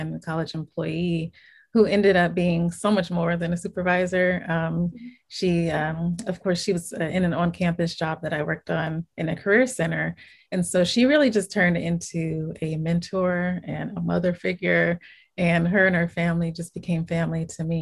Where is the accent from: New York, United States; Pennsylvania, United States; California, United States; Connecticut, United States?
California, United States; Inglewood; I was born and raised in Inglewood, California, which is a city within Los Angeles County